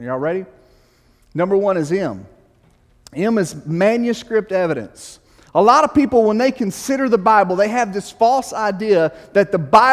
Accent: Arkansas, United States; also born or lived in Illinois; Growing up in Arkansas

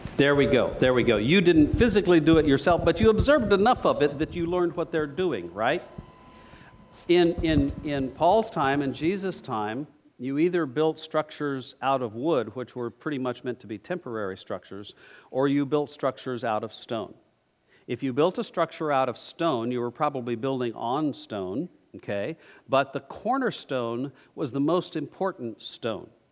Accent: New Mexico, United States; moved away; I'm from New Mexico

